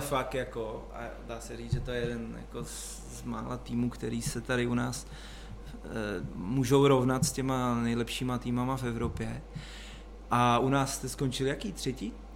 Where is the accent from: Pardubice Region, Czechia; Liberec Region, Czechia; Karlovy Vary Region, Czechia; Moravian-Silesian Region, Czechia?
Karlovy Vary Region, Czechia; Cheb; já jsem z Chebu